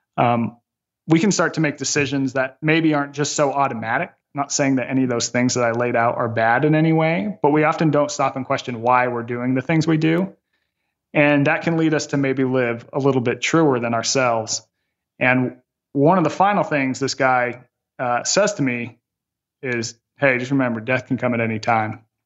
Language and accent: English; Las Vegas, Nevada, United States; my hometown of Las Vegas